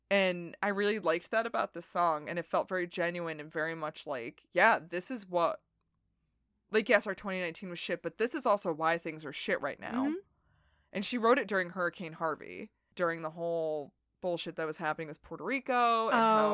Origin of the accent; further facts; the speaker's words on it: Rickmansworth, East of England, United Kingdom; I'm from Rickmansworth, England. Yes, I am.